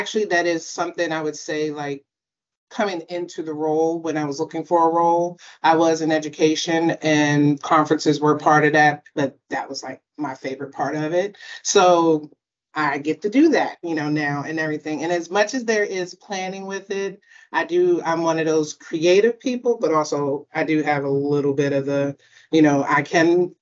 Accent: Baltimore, Maryland, United States; also born or lived in upstate New York / Washington, D.C. area; I'm born and raised in Baltimore, lived in the DC, Maryland and VA area

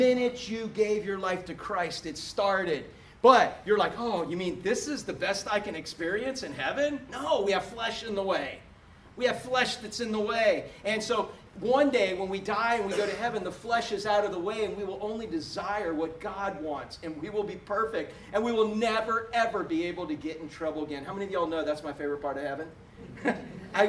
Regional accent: Florida, United States; I'm from Florida.

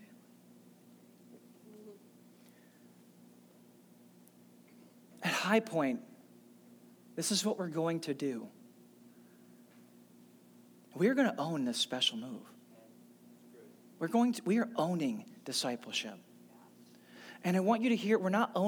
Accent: St. Louis, Missouri, United States; I had an amazing church. I grew up in St. Louis

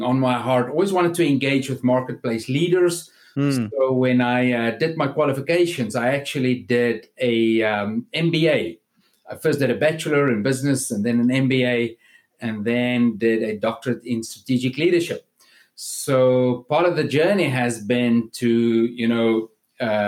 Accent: South Africa; moved away as an adult; now in South Florida, United States; I'm actually from South Africa, where I grew up and lived up to about 6 years ago

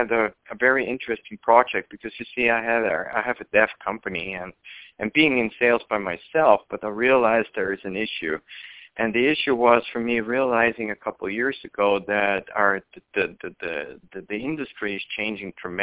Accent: Vienna, Austria; moved away as an adult; now in United States; I'm originally from Austria, Vienna, and I moved 2 years ago to the United States

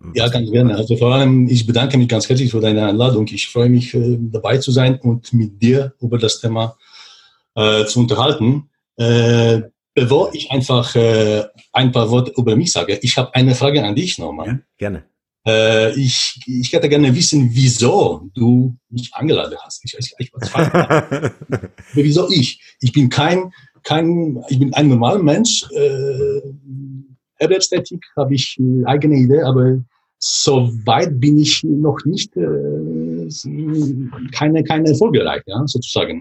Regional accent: Poland; German is a second language; moved away as an adult; also born or lived in Switzerland; komme ursprünglich aus Polen ich bin in Walsburg geboren, aufgewachsen

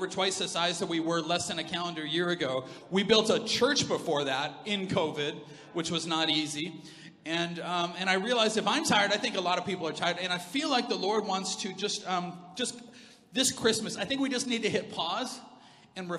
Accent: Alberta, Canada; we're from Alberta, man.

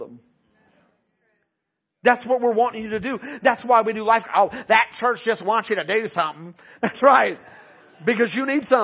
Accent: Beeville, Texas, United States; also born or lived in Round Rock, Texas; We moved from Round Rock, Texas, to Beeville

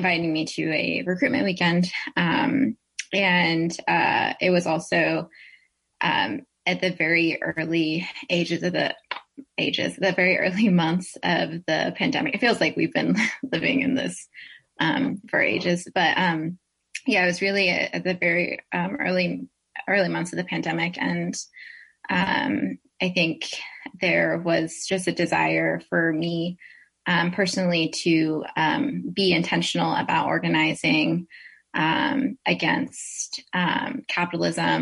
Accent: Seattle, Washington, United States; moved away as an adult; now in East Coast, United States; I grew up in the Pacific Northwest. I grew up in Seattle

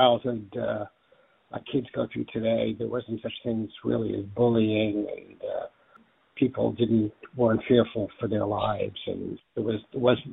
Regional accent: New York City, New York, United States; moved away as an adult; also born or lived in Wisconsin / Los Angeles; now in Napa County, United States; I was born in Brooklyn in 1946. I was born in Crown Heights. We lived in a three-room apartment on Montgomery Street off Utica Avenue in Crown Heights

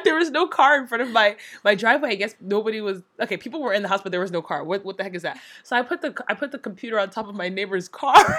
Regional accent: United States; moved away as an adult; also born or lived in Hong Kong / Nigeria; now in South Korea; I'm from the States. I was born and raised in both the east and west coast of the States

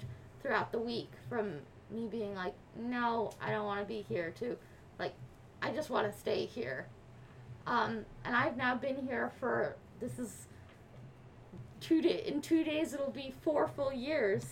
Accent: New York City, New York, United States; also born or lived in London; I grew up here in New York City.

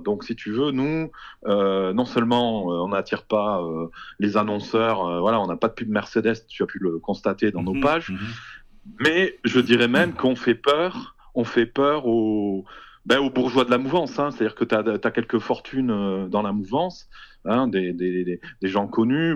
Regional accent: Toulouse, Occitania, France; je suis toulousain, euh, euh j'ai vécu toute ma vie ici

